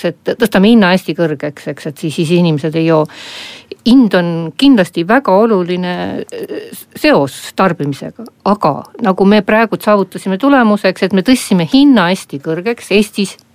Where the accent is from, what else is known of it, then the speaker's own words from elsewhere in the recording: Abkhazia, Georgia; now in Estonia; lapsepõlvest pärit nagu, nagu, nagu Abhaasiast, Gruusiast